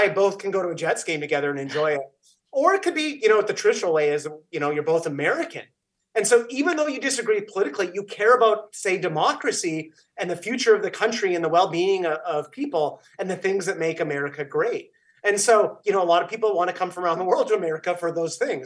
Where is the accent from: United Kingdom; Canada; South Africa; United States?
Canada; I'm Canadian